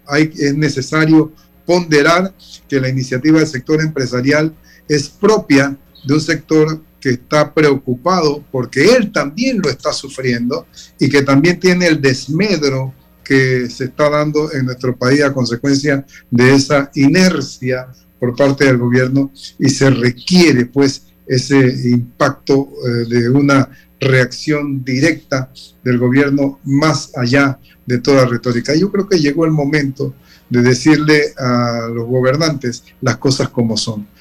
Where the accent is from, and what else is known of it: Panama